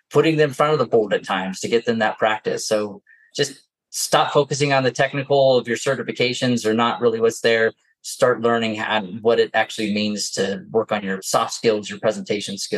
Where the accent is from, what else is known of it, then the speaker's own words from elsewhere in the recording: New Jersey, United States; accent: Jersey; now in Utah, United States; It's a good thing my Jersey accent has stayed hidden this whole time